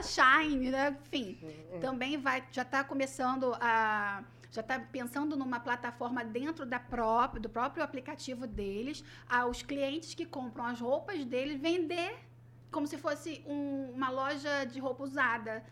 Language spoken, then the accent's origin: Portuguese; Rio de Janeiro, Brazil; accent: carioca; moved away; sou nascida no Rio, nascida e criada no Rio